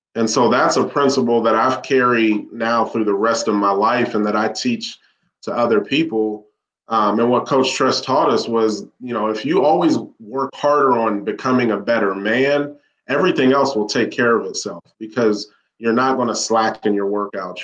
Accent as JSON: {"language": "English", "town": "Columbus", "region": "Ohio", "country": "United States", "tie": "born or raised there", "said": "born and raised in Columbus, Ohio"}